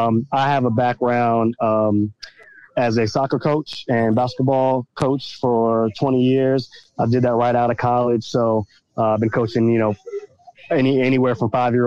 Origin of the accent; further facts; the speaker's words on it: Virginia Beach, Virginia, United States; I'm from Virginia Beach, Virginia